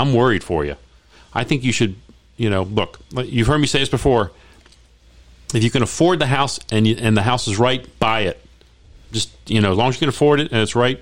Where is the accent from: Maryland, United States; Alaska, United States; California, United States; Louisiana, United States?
Maryland, United States; Baltimore; now in Las Vegas, United States; when you grow up in Baltimore, guys, you play lacrosse